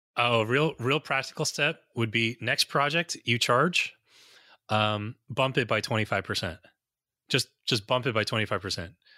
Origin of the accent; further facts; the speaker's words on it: United States; also born or lived in New Jersey; I'm an American